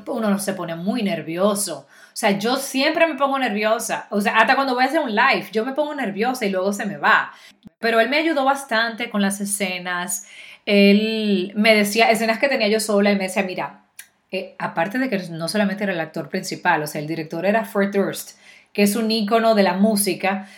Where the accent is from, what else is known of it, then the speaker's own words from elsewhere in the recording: Dominican Republic; also born or lived in Miami; now in Florida, United States; como tú eres dominicana, tú no puedes dominar un acento neutro